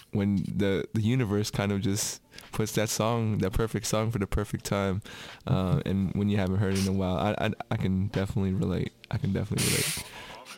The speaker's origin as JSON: {"language": "English", "area": "Bay Area", "region": "California", "country": "United States", "said": "I'm from the Bay Area"}